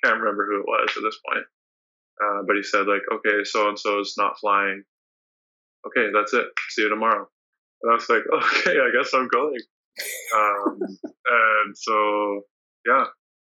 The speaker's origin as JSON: {"language": "English", "area": "BC", "region": "British Columbia", "country": "Canada", "tie": "born or raised there", "said": "in my hometown area"}